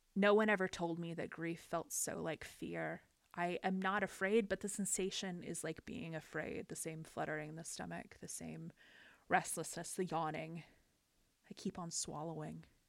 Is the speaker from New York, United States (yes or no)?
no; Los Angeles, California, United States; my hometown, the port of Los Angeles, San Pedro